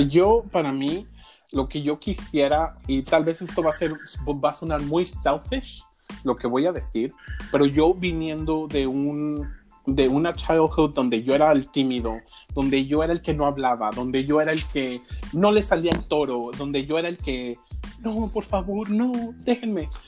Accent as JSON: {"language": "Spanish", "town": "Huejuquilla el Alto", "region": "Jalisco", "country": "Mexico", "tie": "born or raised there", "said": "yo soy originario de Jalisco. Yo soy de un pueblo que se llama Huejuquilla, el Alto Jalisco"}